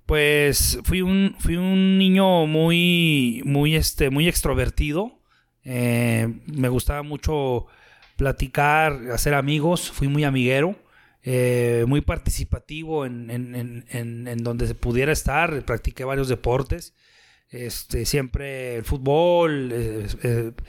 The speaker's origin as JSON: {"language": "Spanish", "town": "Torreón", "region": "Coahuila", "country": "Mexico", "tie": "born or raised there", "said": "yo soy de Torreón, Coahuila. Tengo 45 años de edad."}